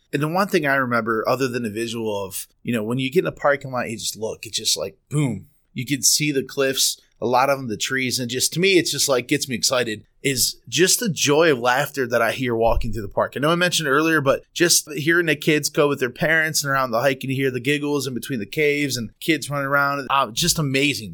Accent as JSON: {"language": "English", "town": "Garrettsville", "region": "Ohio", "country": "United States", "tie": "born or raised there", "said": "Both of us kinda grew up in that area."}